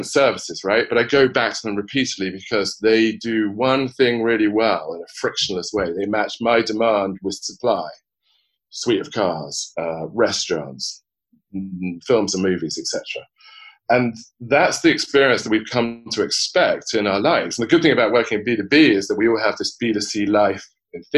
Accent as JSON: {"language": "English", "country": "United Kingdom", "also_born_or_lived": "Oxford", "accent": "British", "moved": "yes", "said": "I'm British. You probably have already picked up on that, so I've got a bit of a funny accent"}